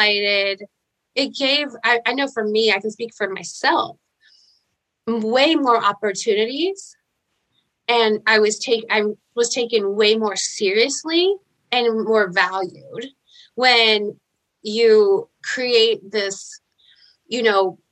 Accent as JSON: {"language": "English", "town": "Fayetteville", "region": "Arkansas", "country": "United States", "tie": "born or raised there", "moved": "as an adult", "said": "so I came back to the hometown I was born in Fayetteville and Arkansas"}